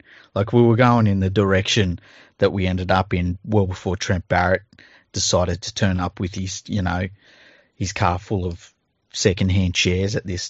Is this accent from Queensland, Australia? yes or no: no; Tregear, New South Wales, Australia; He actually lived in the suburb I grew up in Western Sydney, Tregear.